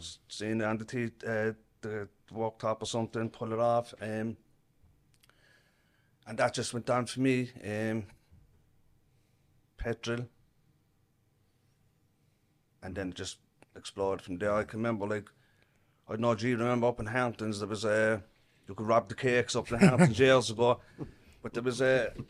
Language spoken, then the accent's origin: English; Cork, Munster, Ireland; I'm from Grana Braho, north side of Cork. A big enough family too, not as big as Keith's. But five brothers, four sisters.